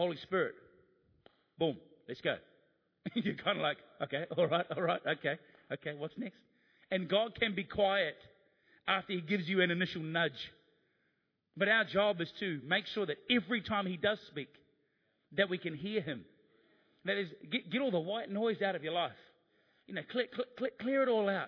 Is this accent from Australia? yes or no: no; New Zealand; being a New Zealander